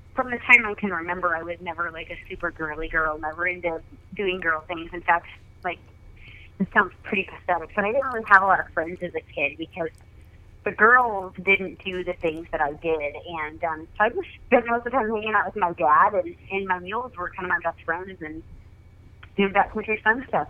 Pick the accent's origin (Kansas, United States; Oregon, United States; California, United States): Oregon, United States; I was uh, born and raised in Oregon, and I kind of grew up backcountry hunting.